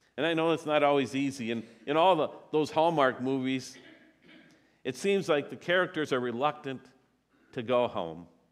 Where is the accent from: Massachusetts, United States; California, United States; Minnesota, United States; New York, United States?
Minnesota, United States; Eagan; I was born in Minneapolis, but I was raised in Eagan, so I say I'm from Eagan